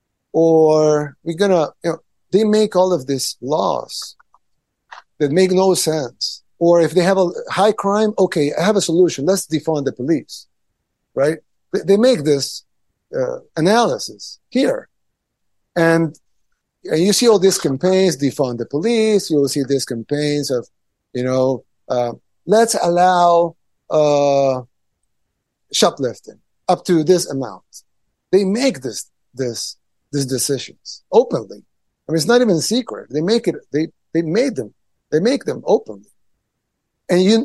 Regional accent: El Salvador

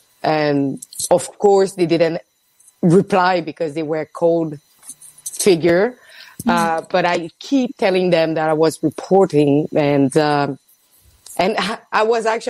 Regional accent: Quebec City, Quebec, Canada; Quebec City.

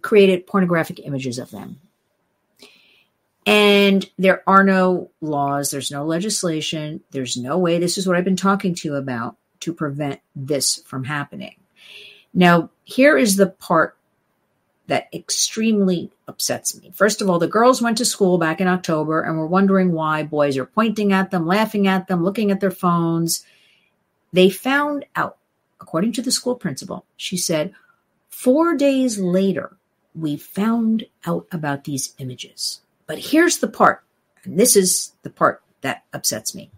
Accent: New Jersey, United States; I grew up in New Jersey.

